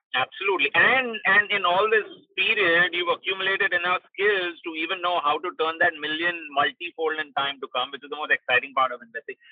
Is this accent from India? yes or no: yes; Mumbai, Maharashtra, India; I'm from Bombay